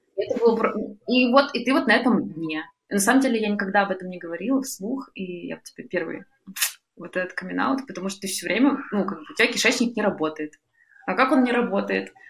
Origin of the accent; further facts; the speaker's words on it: Urals, Russia; в моем родном городе, где я лечилась э, на Урале